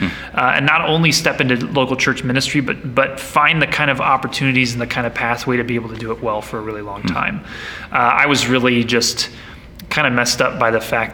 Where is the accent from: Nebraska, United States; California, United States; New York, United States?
Nebraska, United States; now in Longmont, United States; I grew up in Nebraska, now live in Longmont, Colorado